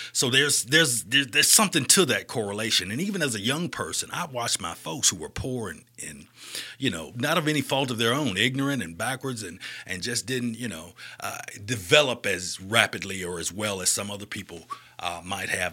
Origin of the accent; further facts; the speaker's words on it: Birmingham, Alabama, United States; moved away; also born or lived in Florida / Augusta, Georgia / Atlanta; I'm from Birmingham